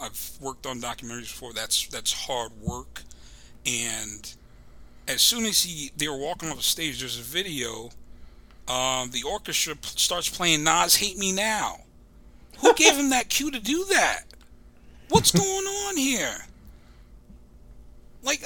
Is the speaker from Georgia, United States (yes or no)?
no; Central New Jersey, United States; Central. Some people would say north, but I say central